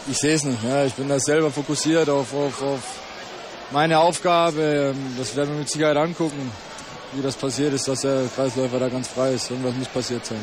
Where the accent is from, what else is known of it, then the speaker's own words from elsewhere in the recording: Bottwar, Swabia, Baden-Württemberg, Germany; moved away; ich komme aus kleinen Bottweier, ist ein kleines Dorf hier, ungefähr 30 Kilometer weg von Stuttgart